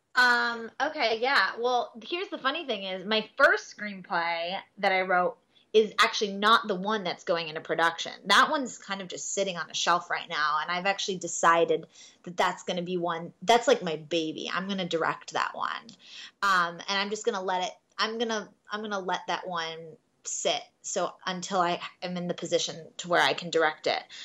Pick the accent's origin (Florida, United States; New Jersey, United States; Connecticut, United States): Florida, United States; Miami; originally I'm from Miami, Florida. Um, born and raised, grew up there my entire life